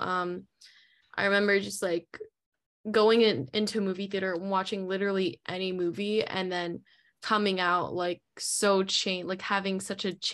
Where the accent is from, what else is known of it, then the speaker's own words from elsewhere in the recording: New Jersey, United States; moved away as an adult; now in Brooklyn, United States; Currently living in Brooklyn right now for school. I'm in my last semester, but I'm from New Jersey